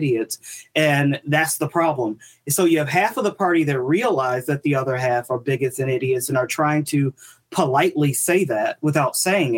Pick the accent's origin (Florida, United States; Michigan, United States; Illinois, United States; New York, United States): Illinois, United States; Chicago; now in DuPage County, United States; I'm from Chicago